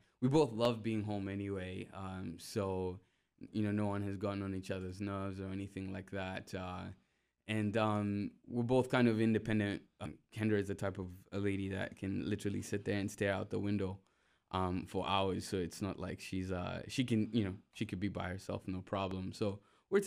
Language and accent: English; Uganda; moved away as an adult; now in United States; I'm from Uganda, and I've been in the USA now closing up to 10 years.